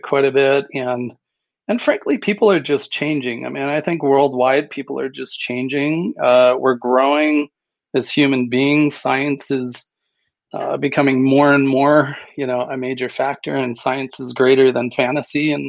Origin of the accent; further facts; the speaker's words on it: Port Dover, Ontario, Canada; moved away; I grew up near Toronto, Canada, a little fishing and beach village called Port Dover